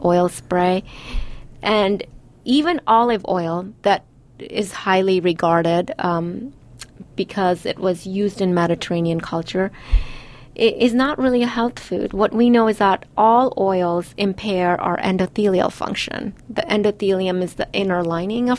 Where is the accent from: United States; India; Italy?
India; I'm Indian and we use oil in everything